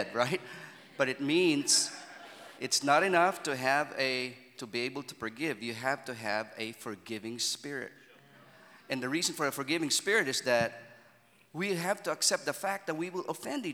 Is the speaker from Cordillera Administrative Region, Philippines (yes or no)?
no; Manila, Metro Manila, Philippines; I'm from Manila